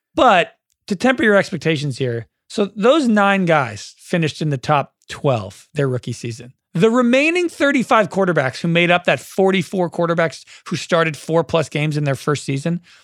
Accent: the Bay Area, California, United States; I'm from the Bay.

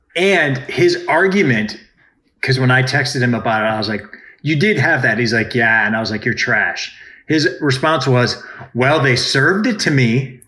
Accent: Cleveland, Ohio, United States; moved away; growing up in Cleveland, there on the eastern suburbs of Cleveland, which is where I'm from, there is a very large Jewish population.

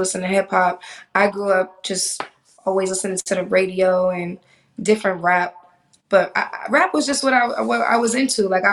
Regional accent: Boston, Massachusetts, United States; also born or lived in Miami; now in Los Angeles, United States; I grew up in Boston

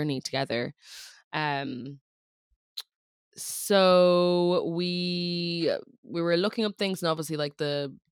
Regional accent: Ireland; accent: funky accent; I grew up in Ireland and I was homeschooled, so hence the funky accent

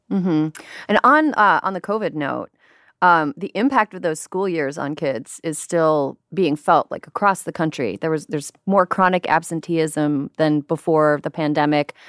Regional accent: Midwest, United States; moved away as an adult; also born or lived in New York; now in California, United States; I'm a transplant. I'm from the Midwest.

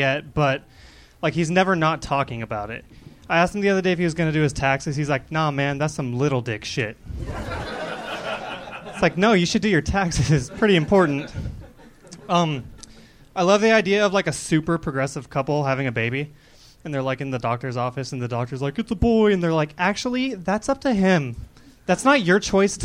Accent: Sacramento, California, United States; also born or lived in Las Vegas, Nevada; now in Los Angeles, United States; I was born in Sacramento

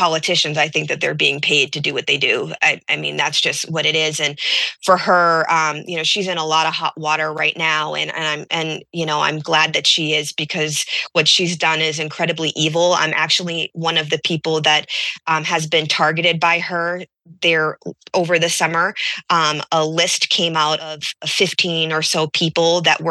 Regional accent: Peabody, Massachusetts, United States; also born or lived in Randolph, Massachusetts; I'm originally from Peabody, Massachusetts, but I lived in Randolph during the time.

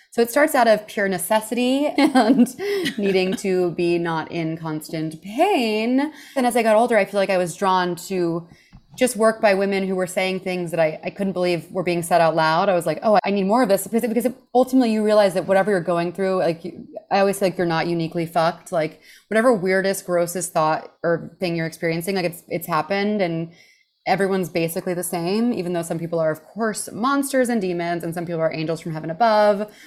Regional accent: Houston, Texas, United States; moved away; also born or lived in New York City; I grew up in Houston, Texas

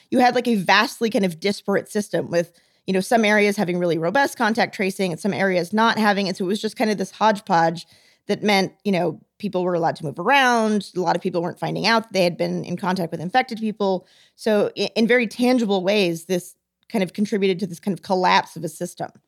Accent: the South, United States; moved away; I'm from the South

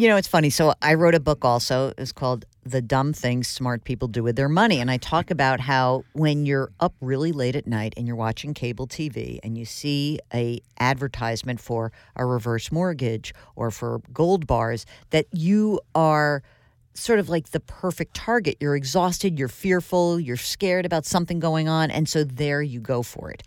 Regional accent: Westchester, New York, United States; I grew up in Westchester as well

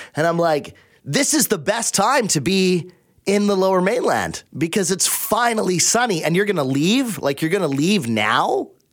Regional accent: Abbotsford, British Columbia, Canada; I grew up in Abbotsford

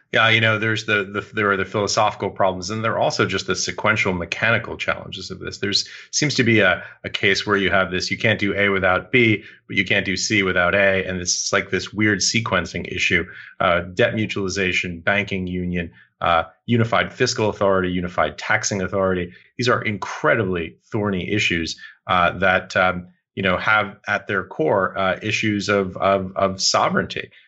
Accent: United States; also born or lived in New York; as an American

